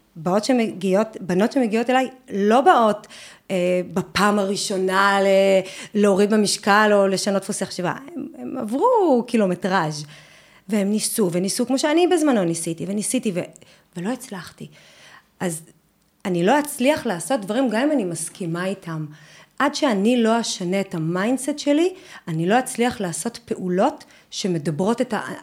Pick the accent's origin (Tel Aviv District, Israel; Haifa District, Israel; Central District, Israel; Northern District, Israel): Northern District, Israel; אני גדלתי בבית ילדים, בשנות ה-80 בקיבוץ בצפון